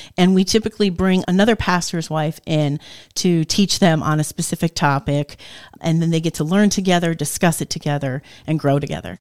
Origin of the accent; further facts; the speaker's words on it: New Jersey, United States; moved away as an adult; also born or lived in Appalachia / Dallas, Pennsylvania; now in Northeast Pennsylvania, United States; so my husband and I both grew up in New Jersey.